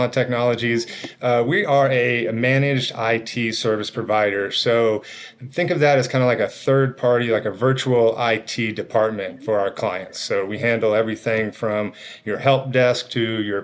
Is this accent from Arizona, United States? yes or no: yes; Arizona, United States; also born or lived in East Coast; came back to my roots here in Arizona